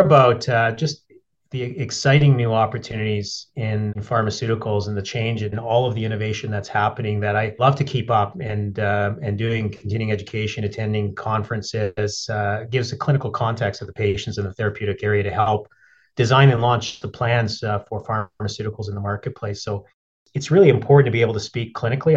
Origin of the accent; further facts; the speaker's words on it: Edmonton, Alberta, Canada; moved away; also born or lived in Yellowknife; I grew up in Edmonton